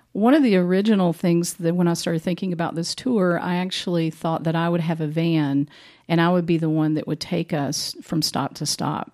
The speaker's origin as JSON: {"language": "English", "town": "Boone", "region": "North Carolina", "country": "United States", "tie": "born or raised there", "also_born_or_lived": "Asheville, North Carolina", "said": "I actually grew up in Boone"}